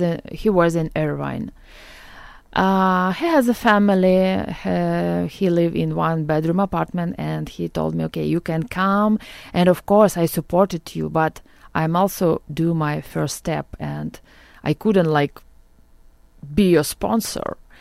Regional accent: Okhtyrka, Sumy Oblast, Ukraine; English is a second language; moved away as an adult; also born or lived in Lviv, Ukraine; now in Orange County, United States; I was born near Kharkiv. It's Ohtyrka near Kharkiv, and I grew up there.

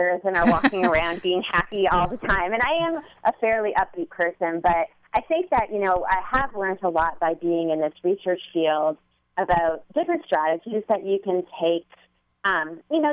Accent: Canada; I'm Canadian, so I will say that I, you know, I grew up in a very different environment

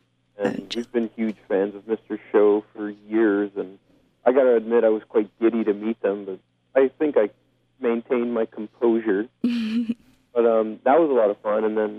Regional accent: Hamilton, Ontario, Canada; we're all from Hamilton, like he is

